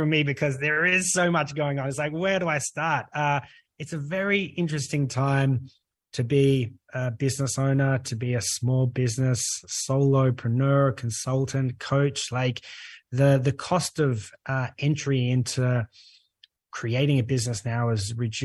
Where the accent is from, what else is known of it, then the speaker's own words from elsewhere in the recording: Australia; accent: Australian; moved away as an adult; now in Europe; you can tell by my accent, if you're listening in, I'm Australian